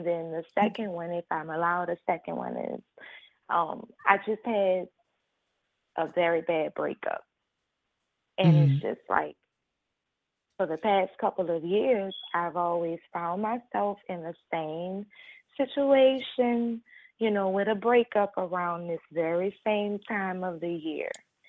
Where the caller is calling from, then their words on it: New Orleans, Louisiana, United States; I'm calling from the Louisiana area, New Orleans.